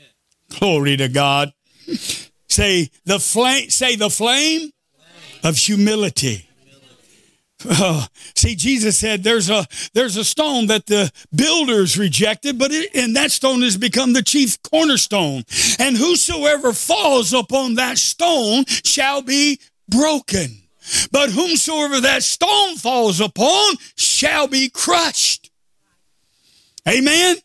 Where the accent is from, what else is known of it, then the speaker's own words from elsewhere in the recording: United States; I am an American Pentecostal Protestant Christian